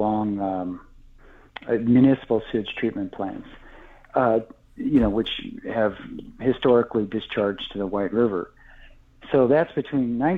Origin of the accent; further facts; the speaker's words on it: Chicago, Illinois, United States; I grew up in the Chicago area